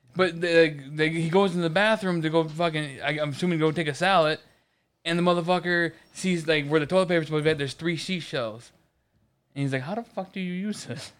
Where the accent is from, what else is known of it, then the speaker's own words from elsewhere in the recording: Michigan, United States; moved away; also born or lived in Ohio; I'm from Michigan